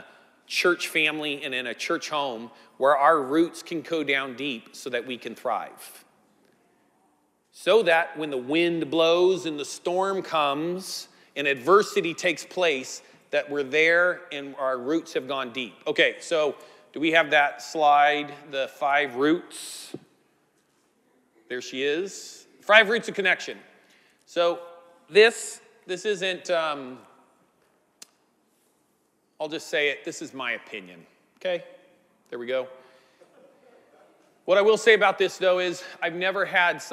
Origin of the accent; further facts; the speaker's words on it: Northern California coast, United States; I grew up in the Northern California on the coast